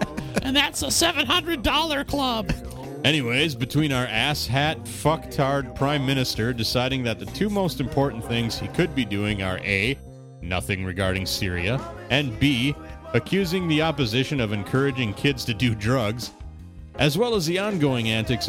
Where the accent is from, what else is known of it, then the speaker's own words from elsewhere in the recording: Canada; I'm Canadian, so I could legally drink 2 fucking years ago.